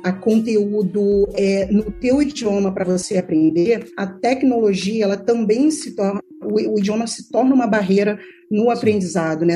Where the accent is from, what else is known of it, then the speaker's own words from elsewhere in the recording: Rio de Janeiro, Brazil; eu venho de um background de, de uma vida de muito difícil difícil, de comunidade carente na cidade do Rio de Janeiro